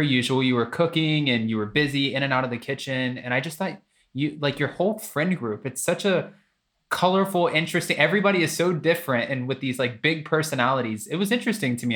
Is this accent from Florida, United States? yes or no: yes; Florida, United States; now in California, United States; born and raised in Florida